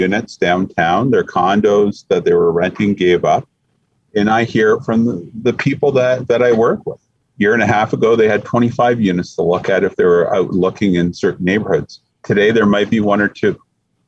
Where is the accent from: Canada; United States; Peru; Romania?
Canada; we're Canadian